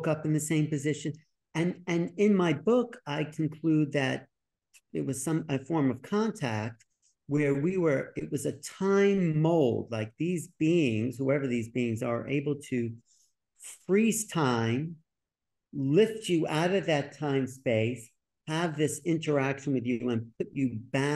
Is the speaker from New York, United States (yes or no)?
yes; New York, United States; I was from New York